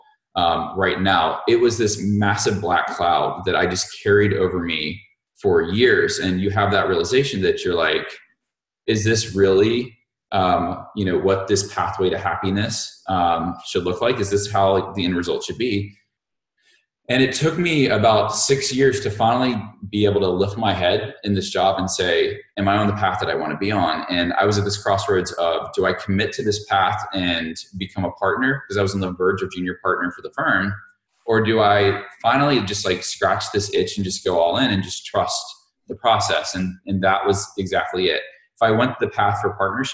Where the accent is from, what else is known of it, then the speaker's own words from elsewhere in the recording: Montgomery, Alabama, United States; I grew up in Montgomery, Alabama